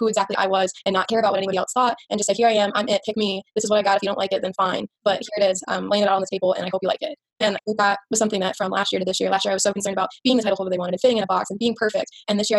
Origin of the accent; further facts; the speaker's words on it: South Dakota, United States; my hometown